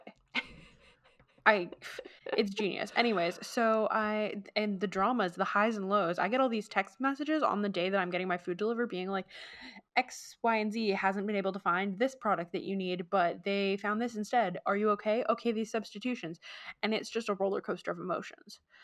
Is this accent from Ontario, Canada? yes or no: no; Vancouver, British Columbia, Canada; we're from Vancouver and it's not, like, a particularly cold area